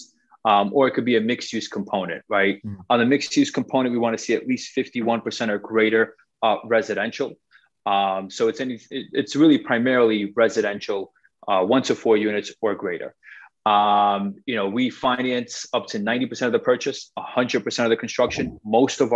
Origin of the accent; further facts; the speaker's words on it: New York City, New York, United States; I'm actually originally from Forest Hills